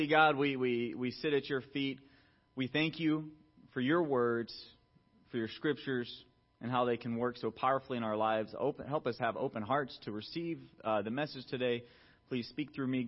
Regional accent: Atlanta, Georgia, United States; I grew up in Atlanta, Georgia

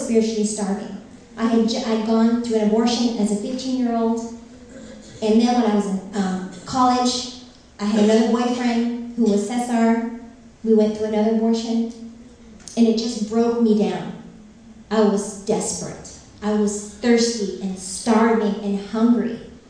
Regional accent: Northern California, United States; also born or lived in Philippines; I'm from Northern California

